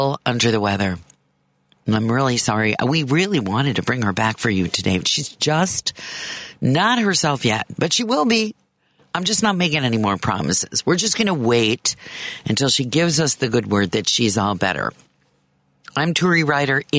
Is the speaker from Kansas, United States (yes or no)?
yes; Kansas, United States; now in Illinois, United States; the state I consider my home state, Kansas